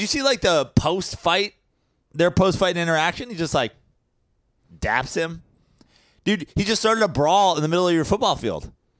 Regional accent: Brooklyn, New York, United States; I came from Brooklyn.

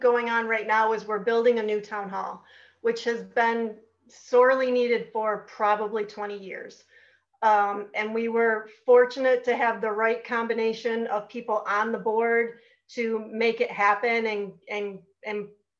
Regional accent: Marcellus, New York, United States; is born and raised in Marcellus. My husband and I live here.

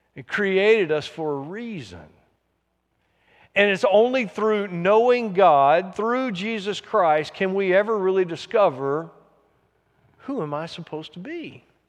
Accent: the South, United States; I'm from the South

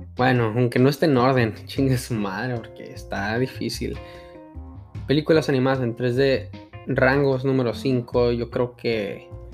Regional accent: El Paso, Texas, United States; now in Fort Worth, United States; voté en la ciudad de El Paso, Texas, de donde soy nativo

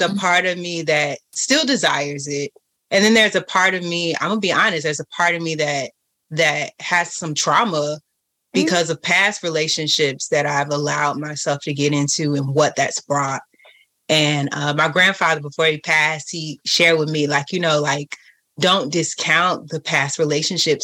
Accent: Florida, United States; also born or lived in Atlanta; I was more prone to go places in Atlanta than I am here in Florida, and I'm from Florida

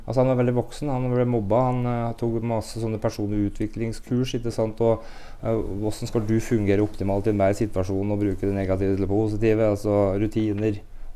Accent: Brumunddal, Innlandet, Norway; moved away; jeg er fra Brumunddal, har vokst opp med …, …

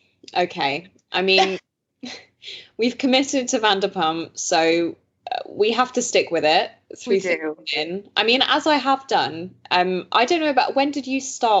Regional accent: Belgium; Obviously, I grew up in Belgium, so I grew up with basically BBC One and BBC Two

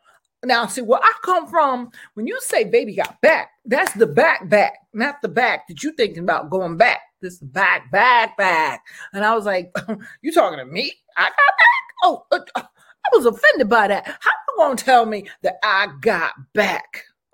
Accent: Italy; English is a second language; I'm from Italia.

